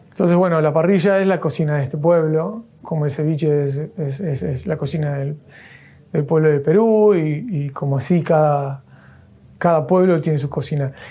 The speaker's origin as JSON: {"language": "Spanish", "town": "Rosario", "region": "Santa Fe", "country": "Argentina", "said": "nos albergó acá después de venir de Rosario, eso somos de Rosario."}